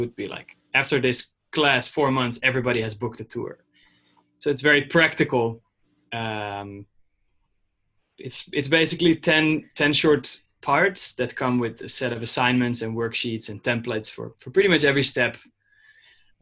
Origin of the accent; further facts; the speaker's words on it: Amsterdam, North Holland, Netherlands; now in New York, United States; I'm from the Netherlands, from Amsterdam